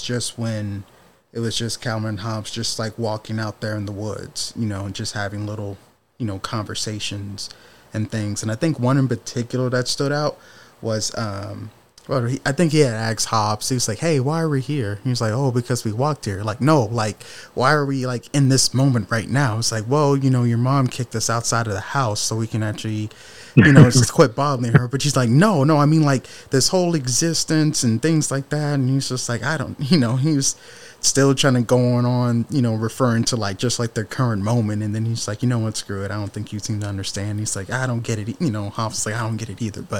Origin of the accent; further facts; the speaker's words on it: Detroit, Michigan, United States; I grew up in Detroit